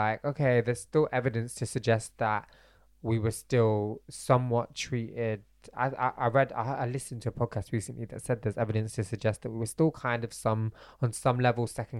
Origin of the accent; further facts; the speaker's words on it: Bradford, Yorkshire and the Humber, United Kingdom; born there; my parents were born and raised in Bradford. I was born in Bradford.